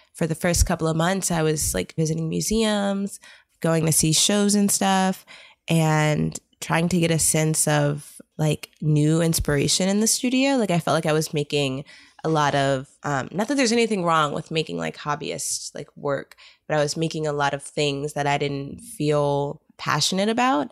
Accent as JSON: {"language": "English", "town": "New York City", "region": "New York", "country": "United States", "tie": "born or raised there", "also_born_or_lived": "East Coast", "moved": "yes", "said": "I've kind of grown up over the East Coast. So I was born in Brooklyn, New York. I lived there for a while with my mom and my dad"}